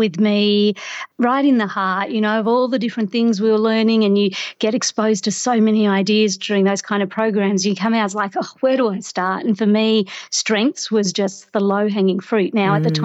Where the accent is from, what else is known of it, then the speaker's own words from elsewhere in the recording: Australia; moved away as an adult; now in Toronto, Canada; growing up in Australia, I've been very spoiled of often having a beach not very far away